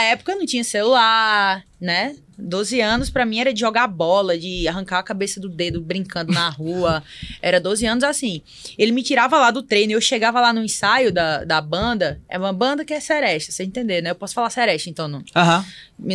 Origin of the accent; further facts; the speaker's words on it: Barreiros, Pernambuco, Brazil; also born or lived in Recife / Fortaleza; now in São Paulo, Brazil; Eu sou do interior de Pernambuco, Barreiros.